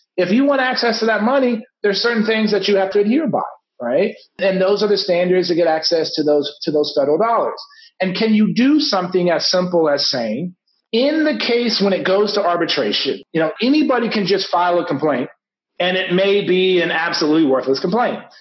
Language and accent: English; San Antonio, Texas, United States; my hometown, San Antonio, where I live